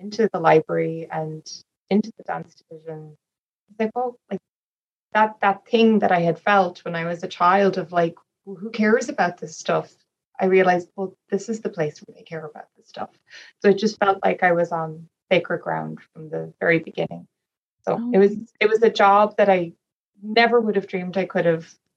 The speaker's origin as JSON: {"language": "English", "town": "Dublin", "region": "Leinster", "country": "Ireland", "said": "I am from Ireland. I come from Dublin"}